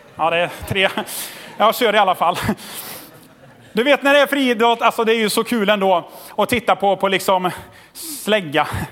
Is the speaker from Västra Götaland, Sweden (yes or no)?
yes; Tidaholm, Västra Götaland, Sweden; Jag är uppvuxen i Tidaholm